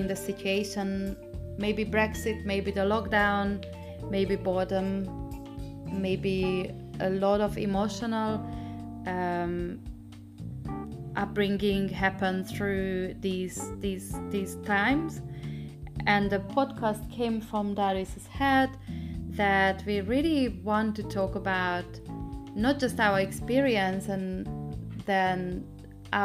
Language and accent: English; Hungary; English is a second language; moved away as an adult; now in United Kingdom; I'm from Hungary.